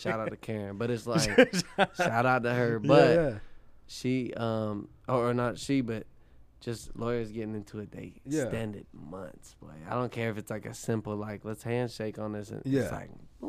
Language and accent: English; Brevard, North Carolina, United States; moved away as an adult; also born or lived in Baton Rouge, Louisiana; That's my hometown.